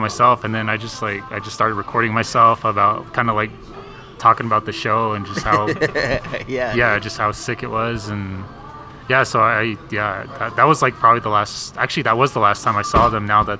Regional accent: Fort Defiance, Arizona, United States; also born or lived in Phoenix, Arizona; I'm out of Fort Defiance

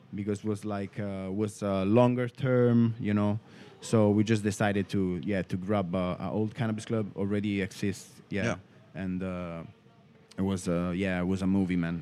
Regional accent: Rome area, Lazio, Italy; born in Italy, in Rome, and uh, I grew up, um, you know, like um, 40 kilometers outside uh, from the from the city

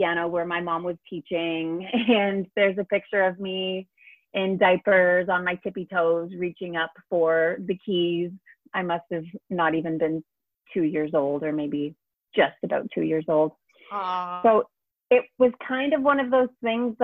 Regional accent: Brantford, Ontario, Canada; now in Toronto, Canada; I was born in Brantford, Ontario

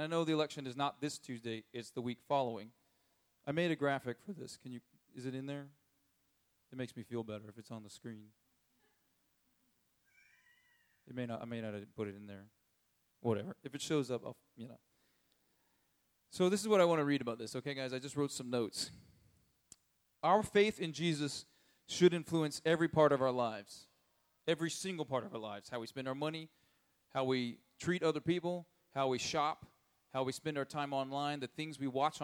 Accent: United States; as an American

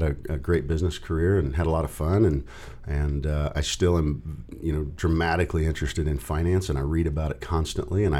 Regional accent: Norton, Kansas, United States; also born or lived in Oklahoma City, Oklahoma / Norman, Oklahoma / Arkansas; now in Kearney, United States; The bulk of my childhood was around Norton, Kansas

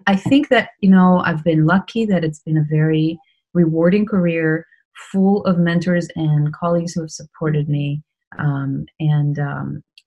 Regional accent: Uruguay; moved away as an adult; also born or lived in Brazil; now in New York, United States; I was born in Uruguay, then we moved to Brazil. Because of political reasons, you know, there were a lot of disruptions at the time. And I went back to Uruguay when I was 10. And then I grew up there and did high school there

